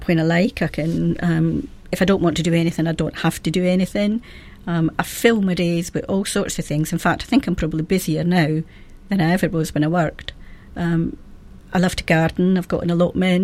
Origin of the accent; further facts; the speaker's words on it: Cardenden, Scotland, United Kingdom; accent: Scottish; now in Bath, United Kingdom; I was born and brought up in Fife, in a town called Cardenden